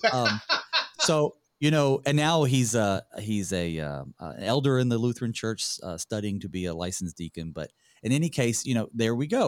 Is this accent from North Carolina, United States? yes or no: yes; North Carolina, United States; I'm from North Carolina